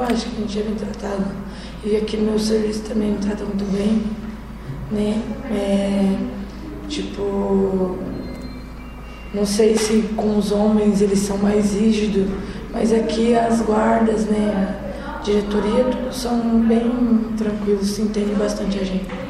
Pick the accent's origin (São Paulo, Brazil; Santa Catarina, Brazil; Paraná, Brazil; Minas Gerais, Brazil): Paraná, Brazil; Fazenda Rio Grande; Sou da Fazenda Rio Grande